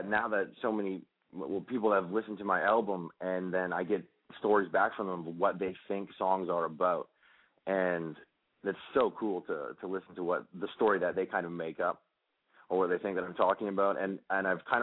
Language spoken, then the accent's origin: English; Canada; I grew up in Canada in a really small town of 8,000 people